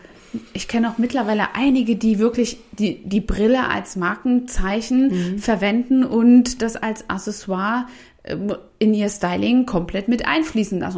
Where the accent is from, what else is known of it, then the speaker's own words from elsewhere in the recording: Saxony, Germany; in den ähm, Regionen, wo ich aufgewachsen bin, in Sachsen